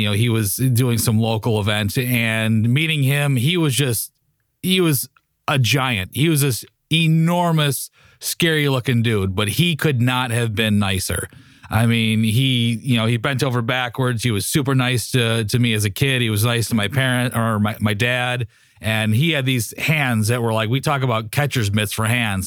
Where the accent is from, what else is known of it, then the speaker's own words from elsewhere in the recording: Highland Park, Illinois, United States; I was born in Illinois